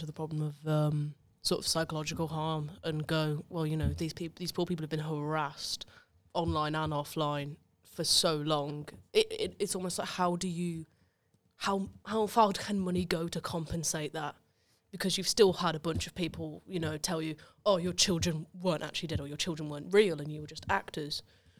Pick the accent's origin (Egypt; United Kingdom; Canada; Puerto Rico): United Kingdom; West Midlands; accent: Black Country; So I'm from the Black Country, if people couldn't tell by the horrendous accent.